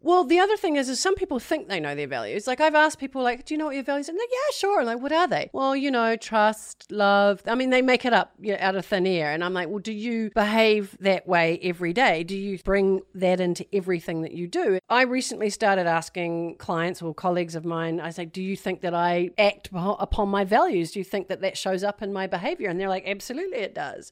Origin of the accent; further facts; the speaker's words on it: New Zealand; moved away; I'm from New Zealand originally